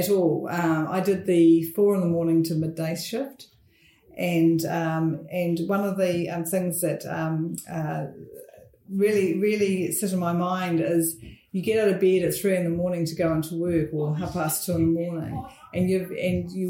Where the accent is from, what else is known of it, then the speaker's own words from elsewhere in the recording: North Canterbury, New Zealand; I grew up in North Canterbury, a small town, which is not small anymore, Angura.